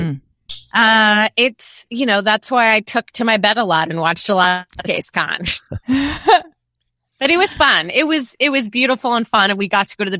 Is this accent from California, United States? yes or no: yes; Southern California, United States; also born or lived in Chicago; I grew up here. I grew up in Southern California.